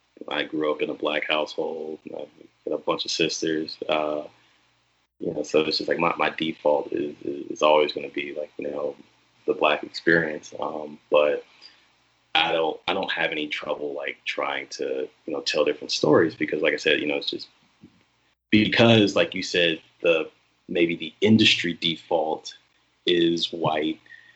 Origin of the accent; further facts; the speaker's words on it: the South, United States; whether that's like growing up in the South or being in the military